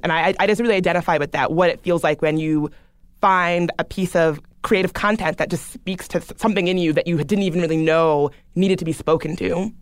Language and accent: English; the South, United States; I grew up in the South